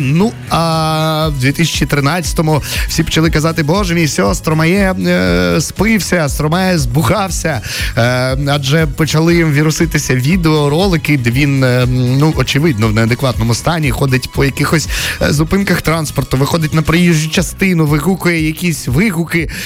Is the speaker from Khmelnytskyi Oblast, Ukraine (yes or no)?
no; Myrhorod, Poltava Oblast, Ukraine; в моєму рідному Миргороді